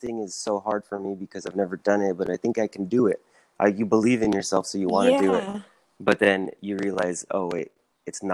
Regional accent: Orange County, Southern California, United States; Southern California, Orange County

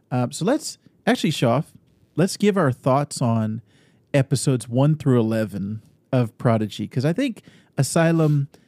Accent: Austin, Texas, United States; born there; And I was born in Austin, Texas. So when I was growing up, I also kind of I I, I didn't have any memories of living in Texas

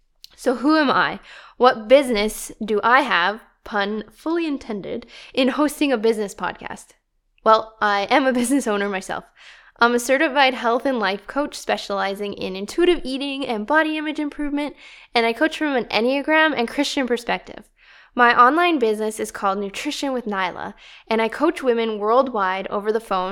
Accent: Canada; It's not very peaceful sounding, eh? Yes, I am Canadian.

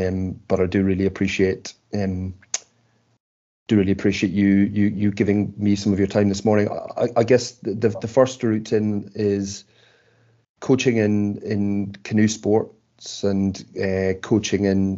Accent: Ireland; two Irishmen on a pod

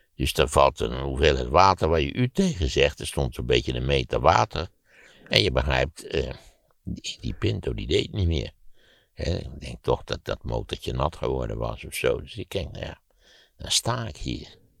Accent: Netherlands; als Nederlander word je geboren

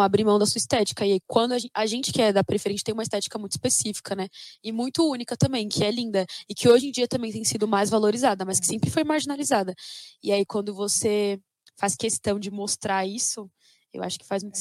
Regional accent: São Paulo, Brazil; eu sou nascida e criada no Capão Redondo

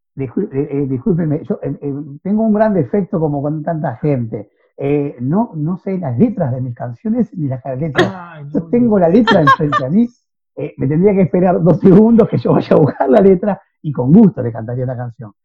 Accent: Montevideo, Uruguay; en mi barrio, que es el barrio Cordón, donde yo nací

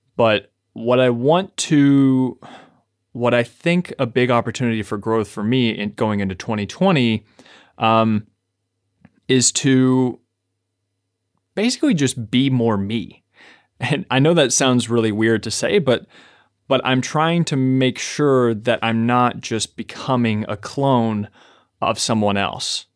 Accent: Kentucky, United States; I'm from Kentucky

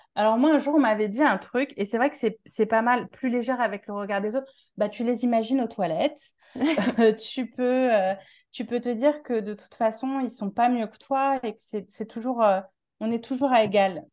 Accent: Paris, Île-de-France, France; accent: Parisian; moved away as an adult; now in Marseille, France; je suis de Paris à la base

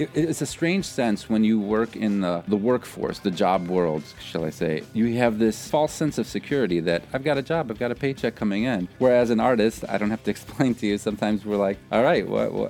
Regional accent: Chicago, Illinois, United States; also born or lived in Paris; Chicago, you know, my hometown?

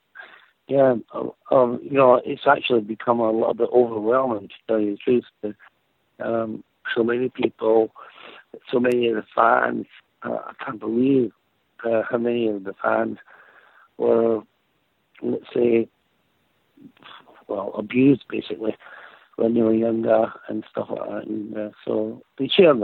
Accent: Scotland, United Kingdom; born or raised there

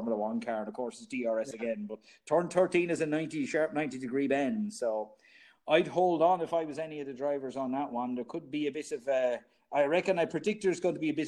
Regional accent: Ireland; Us being Irish

